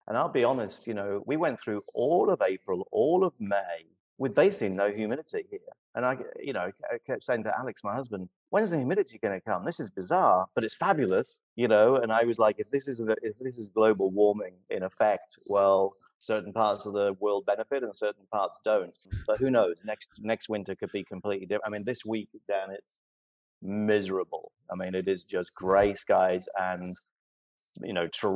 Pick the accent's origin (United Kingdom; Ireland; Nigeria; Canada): United Kingdom; Kenilworth, West Midlands; also born or lived in Royal Leamington Spa, Warwickshire / New York / Seattle; now in Miami, United States; I was born there, but then grew up in a town called Kenilworth